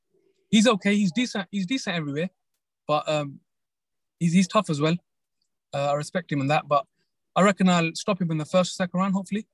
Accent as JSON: {"language": "English", "country": "United Kingdom", "said": "Like, being British and Pakistani, it's like you hit both markets."}